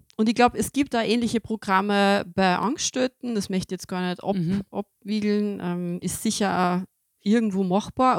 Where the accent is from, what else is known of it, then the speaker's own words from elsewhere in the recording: Austria; bei uns in Österreich